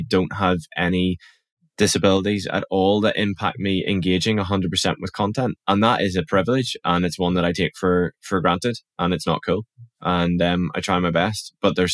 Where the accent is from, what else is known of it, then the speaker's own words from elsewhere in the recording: Northern Ireland, United Kingdom; accent: Northern Irish; my Northern Irish accent